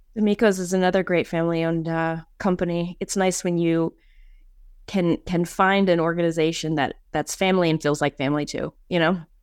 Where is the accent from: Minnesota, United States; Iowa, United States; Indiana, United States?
Minnesota, United States; Saint Paul; I grew up in East Saint Paul